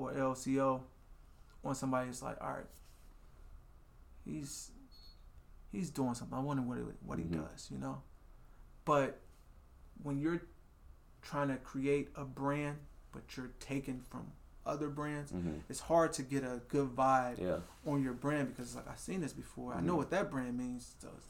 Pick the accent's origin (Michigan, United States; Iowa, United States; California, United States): Iowa, United States; Des Moines; People feel like there's a ceiling for Des Moines. I'm from Des Moines, so I can only go so far.